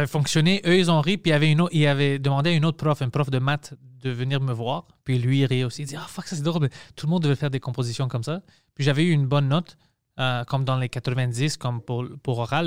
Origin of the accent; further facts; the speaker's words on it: Montreal, Quebec, Canada; French is a second language; je viens de Parc Extension